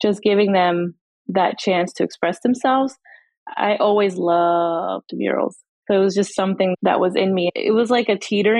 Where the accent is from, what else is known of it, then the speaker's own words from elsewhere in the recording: New Jersey, United States; now in Tampa, United States; I was originally from New Jersey and then I moved here about 18 years ago